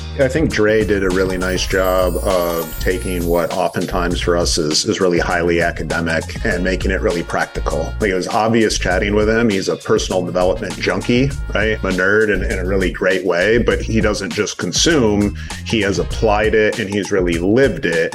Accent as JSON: {"language": "English", "region": "Michigan", "country": "United States", "tie": "born or raised there", "also_born_or_lived": "Los Angeles", "moved": "as an adult", "said": "born and raised Michigander"}